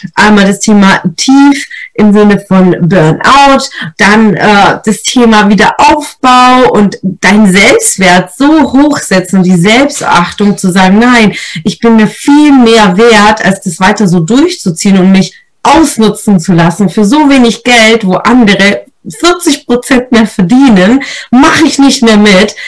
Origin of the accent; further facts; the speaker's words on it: Italy; als Italienerin